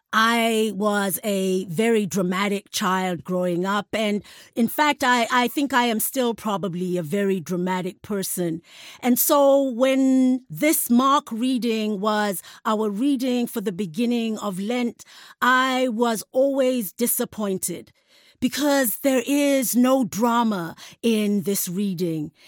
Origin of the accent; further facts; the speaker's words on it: South Africa; as a South African